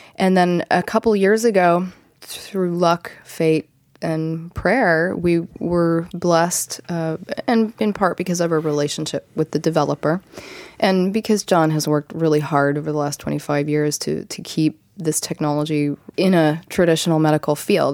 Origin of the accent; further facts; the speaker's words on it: Ohio, United States; now in Encinitas, United States; back east where I'm from, Ohio